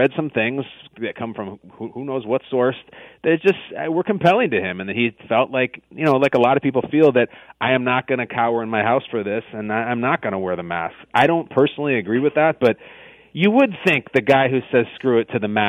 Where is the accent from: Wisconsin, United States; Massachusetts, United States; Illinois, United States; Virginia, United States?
Illinois, United States; Chicago; I grew up in Chicago